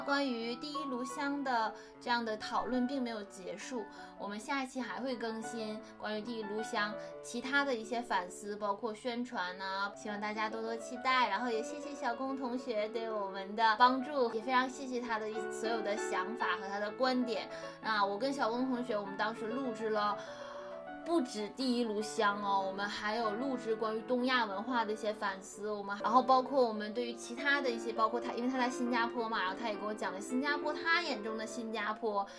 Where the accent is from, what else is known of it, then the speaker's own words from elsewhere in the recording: China; 我们中国人是不过复活节